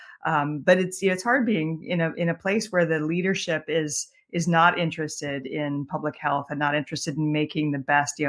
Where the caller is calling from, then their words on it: Florida, United States; Yeah, I'm calling from Florida. I live in Maryland, but I'm visiting my dad who lives in Florida.